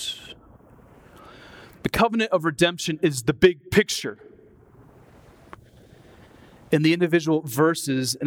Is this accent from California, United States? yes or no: no; Iowa, United States; moved away as an adult; also born or lived in Twin Cities, Minnesota; Growing up in Iowa